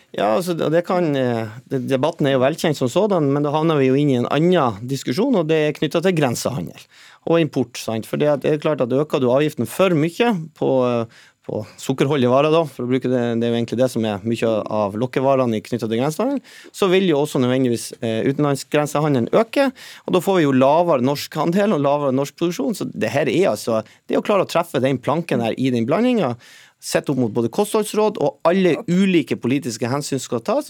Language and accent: Norwegian; Northern Norway, Norway; Nå kommer jeg selv fra, fra Nord-Norge